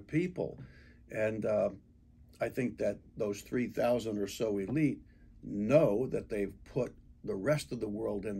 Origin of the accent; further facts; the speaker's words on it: United States; I'm a product of being born and raised in the United States